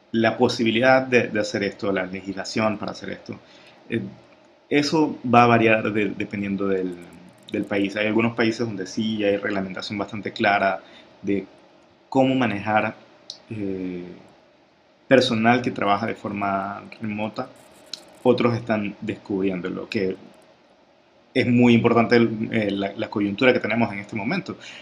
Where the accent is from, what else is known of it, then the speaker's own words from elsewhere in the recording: Ecuador; la experiencia de, Ecuador, que es de donde yo soy